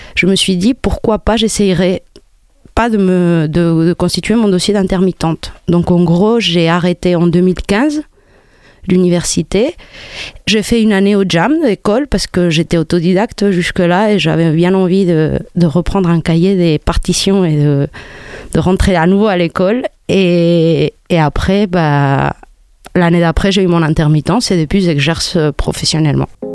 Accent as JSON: {"language": "French", "country": "Spain", "tie": "born or raised there", "also_born_or_lived": "Morocco", "second_language": "French", "moved": "as an adult", "lives_now": "Montpellier, France", "said": "je suis née au Maroc. J'ai grandi en Espagne."}